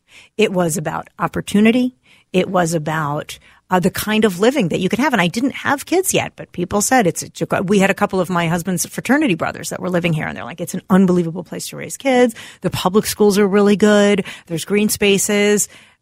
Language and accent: English; East Coast, United States; now in Minneapolis, United States; I'm from the East Coast